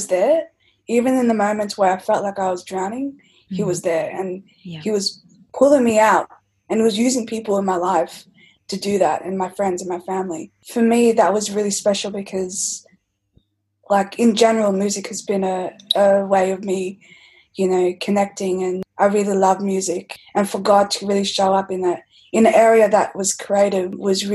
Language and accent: English; Melbourne, Victoria, Australia; I've been born and raised in Melbourne